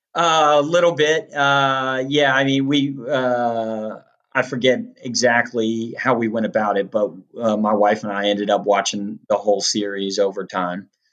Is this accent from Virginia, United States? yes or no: yes; Western Loudoun County, Virginia, United States; moved away; it's still beautiful out there, but uh, but it definitely it's it's different than what I remember growing up